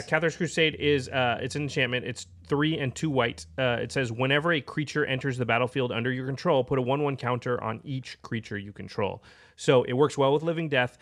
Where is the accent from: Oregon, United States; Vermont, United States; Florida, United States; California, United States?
Oregon, United States; Portland; I'm from Portland